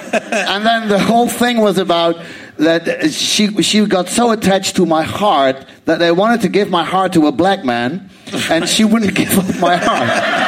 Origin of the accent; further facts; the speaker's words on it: Amsterdam, North Holland, Netherlands; I'm from Amsterdam